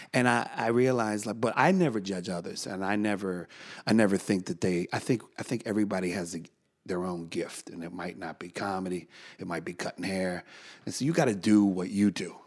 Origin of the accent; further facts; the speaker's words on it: United States; I'm an American